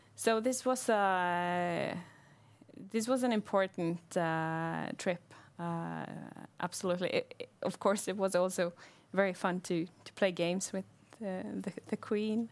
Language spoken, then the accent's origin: English; Bergen, Vestland, Norway; I'm from Bergen